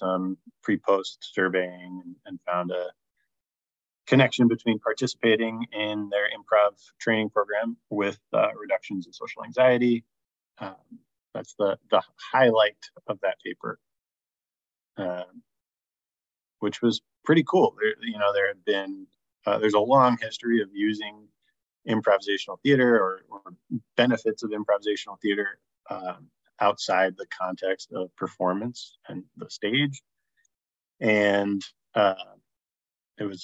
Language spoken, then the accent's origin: English; South Orange, New Jersey, United States; I'm from South Orange, New Jersey